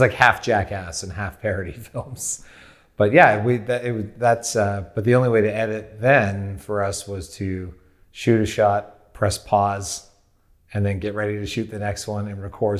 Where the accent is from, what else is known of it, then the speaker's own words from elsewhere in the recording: Windsor, Ontario, Canada; I grew up in Windsor, Ontario, Canada